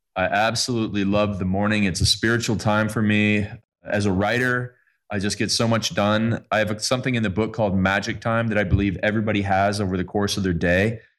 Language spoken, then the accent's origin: English; Canada; I'm Canadian